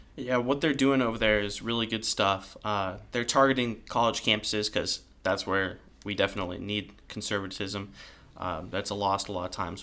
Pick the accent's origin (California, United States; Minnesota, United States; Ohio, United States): California, United States; I am from California